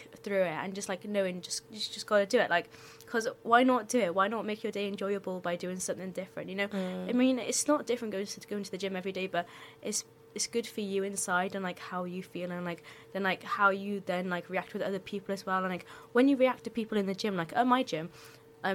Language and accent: English; Cardiff, Wales, United Kingdom; I was born in Cardiff.